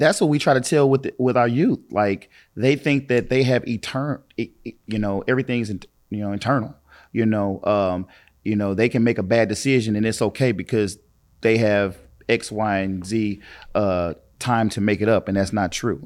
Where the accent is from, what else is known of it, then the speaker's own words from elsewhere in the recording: East St. Louis, Illinois, United States; I was born and raised in East Saint Louis, in Parkside